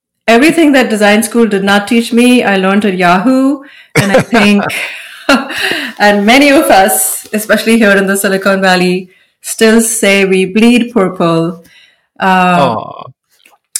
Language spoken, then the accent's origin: English; India; moved away as an adult; now in United States; Growing up in India, we didn't even know graphic design